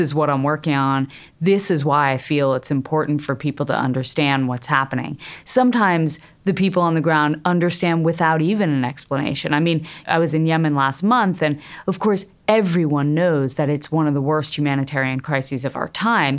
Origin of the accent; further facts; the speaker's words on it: Connecticut, United States; I grew up in Connecticut in a middle class family